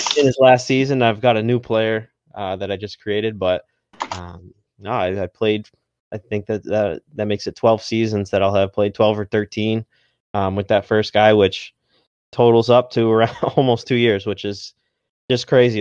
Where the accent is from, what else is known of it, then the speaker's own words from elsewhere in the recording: Massachusetts, United States; I'm from Massachusetts, so I'm a uh, Red Sox fan